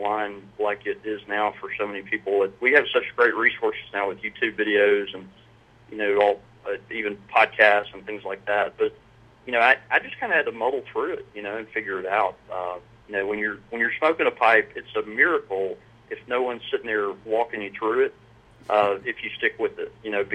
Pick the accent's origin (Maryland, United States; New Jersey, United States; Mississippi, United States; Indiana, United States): Mississippi, United States; Brandon; I grew up in a little community outside of Jackson called Brandon